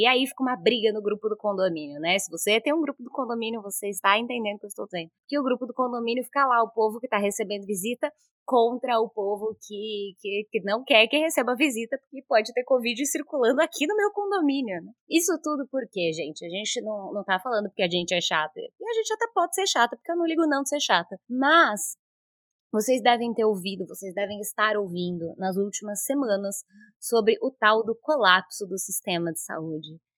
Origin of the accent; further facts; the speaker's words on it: São Bernardo do Campo, São Paulo, Brazil; eu sou de São Bernardo do Campo.